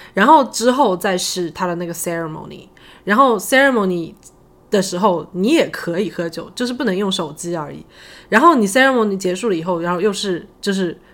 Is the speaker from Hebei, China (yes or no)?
no; Shaoxing, Zhejiang, China; moved away; 因为我是， 我是浙江人嘛，我讲的就是也可能只是我们浙江绍兴那边的婚礼